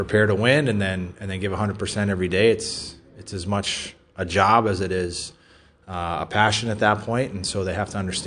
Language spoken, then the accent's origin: English; Massachusetts, United States; Growing up in Massachusetts